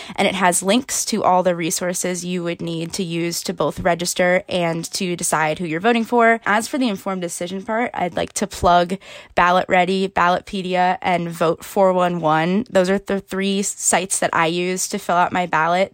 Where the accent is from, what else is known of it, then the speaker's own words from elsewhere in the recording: Washington, District of Columbia, United States; I am in Washington, D C right now, which is my hometown